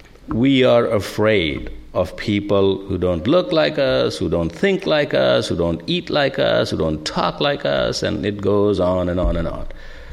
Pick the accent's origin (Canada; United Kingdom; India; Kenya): India; moved away as an adult; now in United States; As Linda came from Greece, I came from India, and I'm glad I did